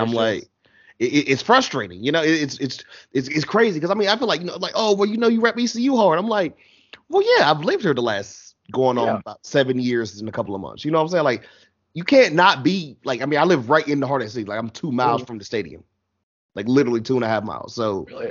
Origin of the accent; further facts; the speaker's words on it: United States; I was born and raised just Carolina everything.